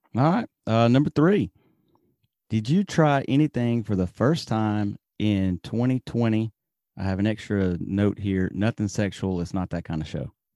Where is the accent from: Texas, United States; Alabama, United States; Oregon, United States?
Alabama, United States; now in Japan; I'm from Alabama